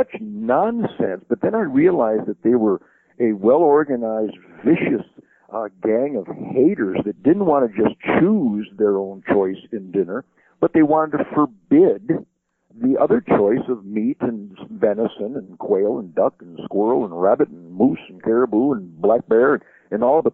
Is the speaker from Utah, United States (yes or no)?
no; Detroit, Michigan, United States; because I'm from Detroit. I was born in Detroit